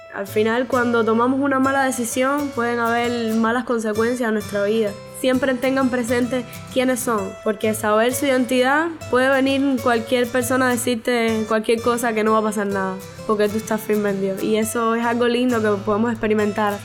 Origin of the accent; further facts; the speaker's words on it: Santa Clara, Villa Clara, Cuba; Soy de Santa Clara, de la Iglesia de la Vigilia de los Pinos Nuevos